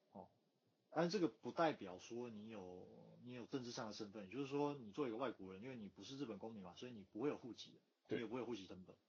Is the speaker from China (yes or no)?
no; Taiwan; moved away as an adult; now in Japan; 哦，我都台湾来了嘛